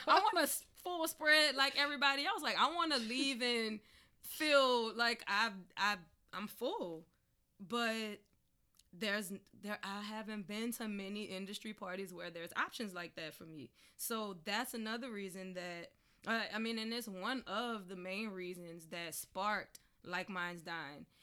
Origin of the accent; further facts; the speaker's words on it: New Orleans, Louisiana, United States; I'm from New Orleans